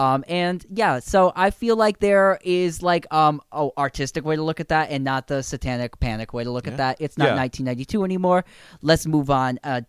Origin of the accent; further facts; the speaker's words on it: United States; as an American